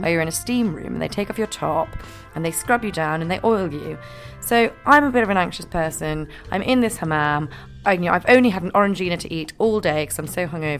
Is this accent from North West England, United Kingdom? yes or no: no; Scotland, United Kingdom; I'm from Scotland